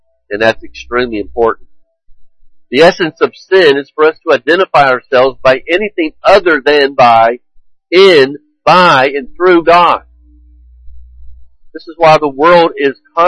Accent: United States; I am an American

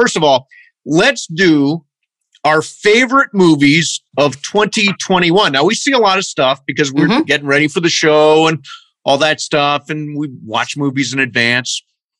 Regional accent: Ohio, United States; also born or lived in Pennsylvania; I mean, I come from Ohio and Pennsylvania. It snowed all the time.

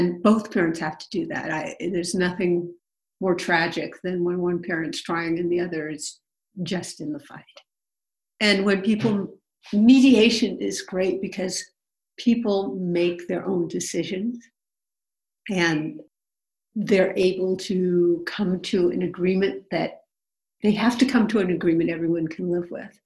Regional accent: Berkeley, California, United States; I was born in Berkeley. I live here now

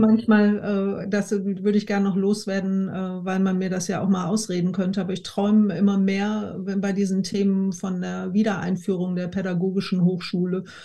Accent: Essen, North Rhine-Westphalia, Germany; wir sind in Essen aufgewachsen

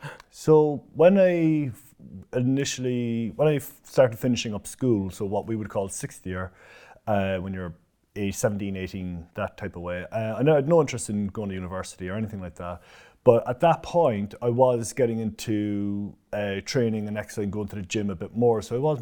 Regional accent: Cork, Munster, Ireland; So I'm Irish, so I'm from Cork, right in the city. So we moved around a lot, but I was always from the city of Cork.

